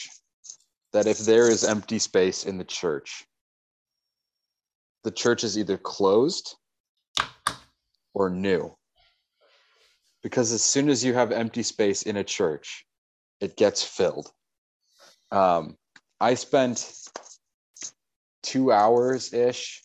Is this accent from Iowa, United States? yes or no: no; Minneapolis, Minnesota, United States; we're growing up in the Twin Cities